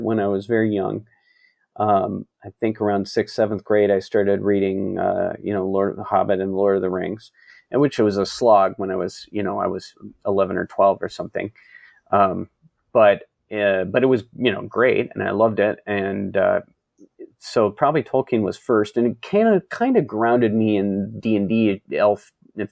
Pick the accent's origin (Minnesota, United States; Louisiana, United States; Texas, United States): Minnesota, United States; Minneapolis; moved back to my hometown, Minneapolis